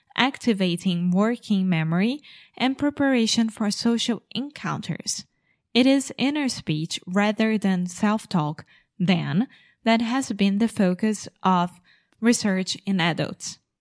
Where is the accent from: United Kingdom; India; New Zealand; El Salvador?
United Kingdom; England; I'm English